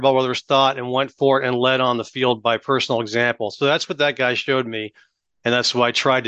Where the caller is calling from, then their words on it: Austin, Texas, United States; Austin, Texas. Out west of Austin, Texas.